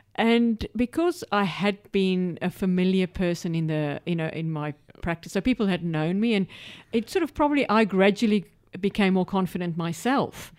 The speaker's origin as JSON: {"language": "English", "country": "South Africa", "tie": "born or raised there", "also_born_or_lived": "United Kingdom / Middle East / Western District, Victoria, Australia", "moved": "as an adult", "lives_now": "Australia", "said": "I'm from South Africa"}